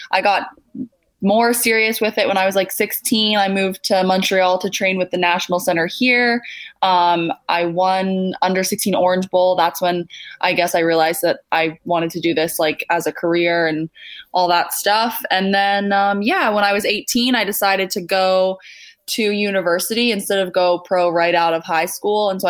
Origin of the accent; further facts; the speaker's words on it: New Zealand; born there; also born or lived in Canada; Um, so yeah, I was born in New Zealand, um, and then my parents they were Canadian.